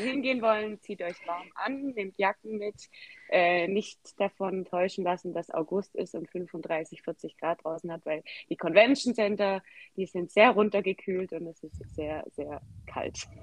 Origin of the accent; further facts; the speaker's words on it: Swabia, Baden-Württemberg, Germany; accent: Swabian; ich komme aus dem Schwabenland, was man sicher auch gehört. Ich bemühe mich zwar Hochdeutsch zu sprechen